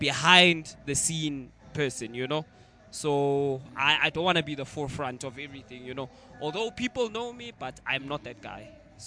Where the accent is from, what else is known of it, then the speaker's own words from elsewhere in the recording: the South, United States; Born and raised in the South.